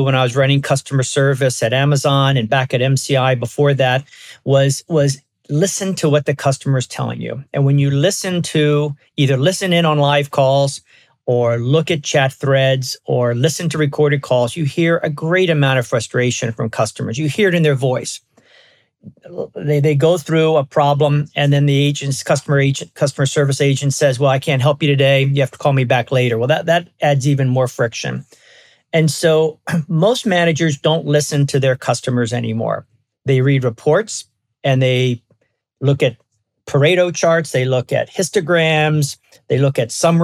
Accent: Baltimore, Maryland, United States; moved away as an adult; also born or lived in California; now in West Coast, United States; I grew up in Baltimore. I've been on the West Coast for a long, long time, but I grew up in Baltimore

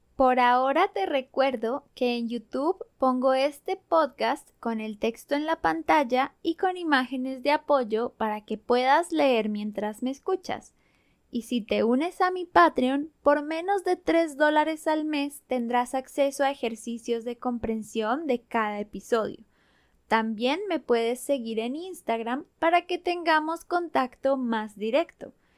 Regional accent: Colombia; accent: Colombian Spanish; first language Spanish; moved away as an adult; now in United States; nací y crecí en Colombia, y gracias a eso es que hablo español. Mi español es el español colombiano y me encanta

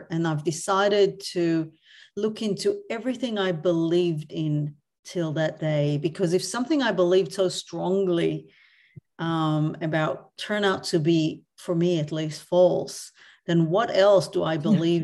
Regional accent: Tel Aviv District, Israel; now in Australia; I grew up actually in Tel Aviv, or a small town outside Tel Aviv.

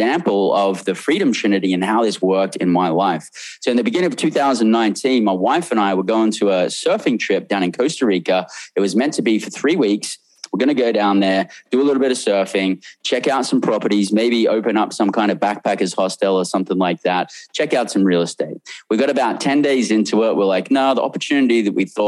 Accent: Australia; now in United States; I came from Australia where we had tons of slang in Australia

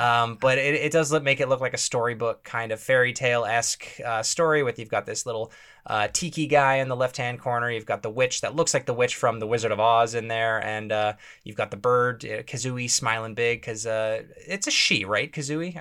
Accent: Canada; being a Canadian kid

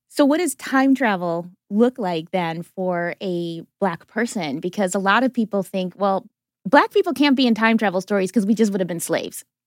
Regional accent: Wisconsin, United States; moved away; also born or lived in Brooklyn, United States; I didn't grow up in Canada, but I was like Canada adjacent in Wisconsin

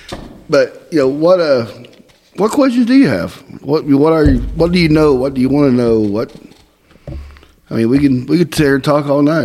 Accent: Southeast Missouri, United States; accent: Northern Indiana drawl; Well, I grew up in Southeast Missouri.

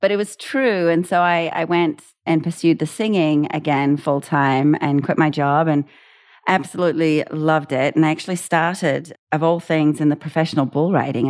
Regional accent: New Zealand; moved away; being a New Zealander

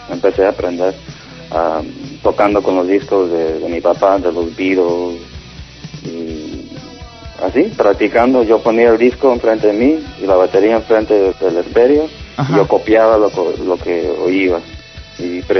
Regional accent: Los Angeles, California, United States; aquí nací, en Hollywood.

